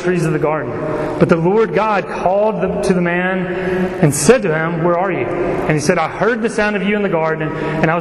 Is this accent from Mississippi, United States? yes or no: yes; Laurel, Mississippi, United States; I grew up in Laurel, Mississippi